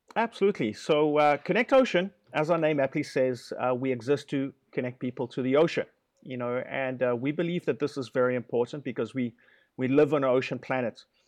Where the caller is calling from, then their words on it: Guanacaste, Costa Rica; I am calling you from Guanacaste, uh, which is the northernmost province in Costa Rica